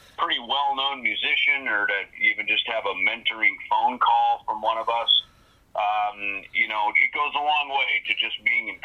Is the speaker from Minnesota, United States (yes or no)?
yes; Minnesota, United States; I grew up in Minnesota